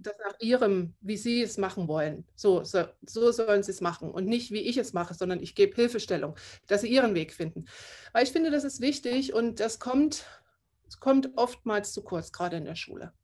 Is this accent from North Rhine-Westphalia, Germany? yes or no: no; Saxony, Germany; first language German; moved away as an adult; Ich komme aus Sachsen. Ich bin da auch aufgewachsen und habe da 20 Jahre meines Lebens gelebt.